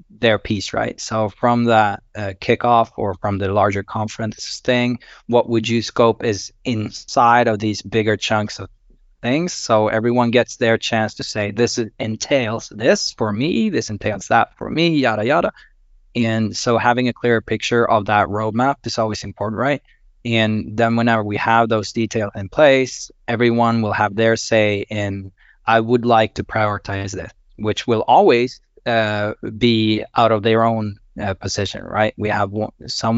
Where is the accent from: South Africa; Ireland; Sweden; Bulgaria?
Sweden; I am from Sweden